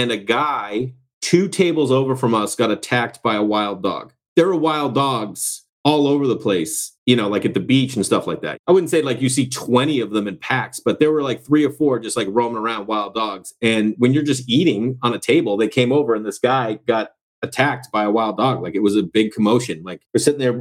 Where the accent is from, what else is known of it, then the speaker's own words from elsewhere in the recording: Massachusetts, United States; I'm from Massachusetts